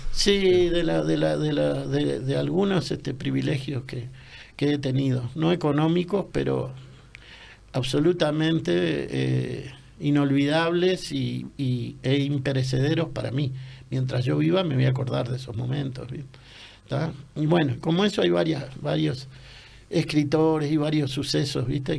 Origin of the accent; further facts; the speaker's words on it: Montevideo, Uruguay; yo vivía en un apartamento no muy modesto, en el buceo, que es mi barrio